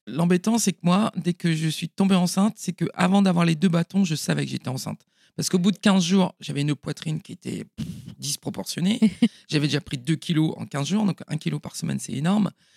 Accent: Paimpol, Brittany, France; je suis née à Paimpol en 1970

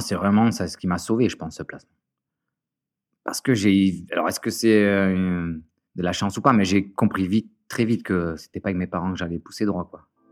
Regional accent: Marseille, Provence-Alpes-Côte d'Azur, France; J'étais dans une école privée, une des meilleures écoles de Marseille. Tout ça euh, financé par, euh, bah, par le foyer

